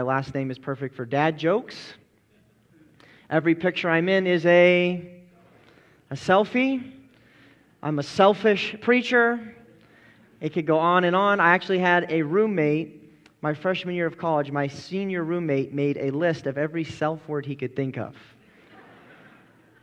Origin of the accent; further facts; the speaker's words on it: Colorado, United States; I grew up in Colorado, and so I'm very used to Western culture